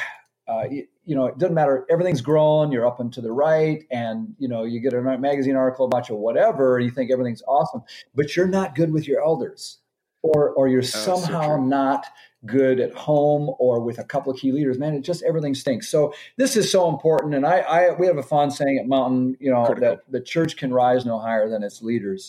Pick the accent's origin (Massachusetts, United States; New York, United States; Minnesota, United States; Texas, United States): Minnesota, United States; moved away as an adult; now in Maryland, United States; I'm from Minnesota originally